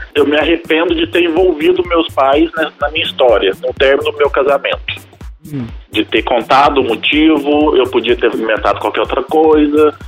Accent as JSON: {"language": "Portuguese", "town": "Varginha", "region": "Minas Gerais", "country": "Brazil", "said": "eu sou de Varginha"}